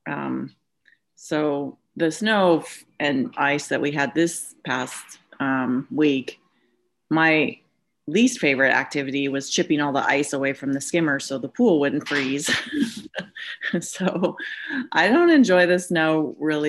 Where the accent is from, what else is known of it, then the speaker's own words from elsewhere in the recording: Hawaii, United States; moved away; But I grew up in Hawaii